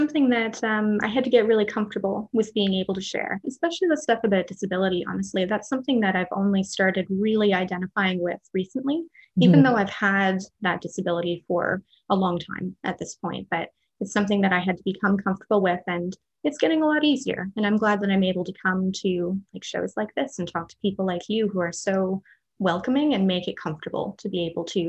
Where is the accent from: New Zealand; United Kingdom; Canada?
Canada; I'm also like fifth generation Canadian. So I'm pretty separate from my cultural background at this point. I grew up in a small town, and that's kind of my connection to culture at this point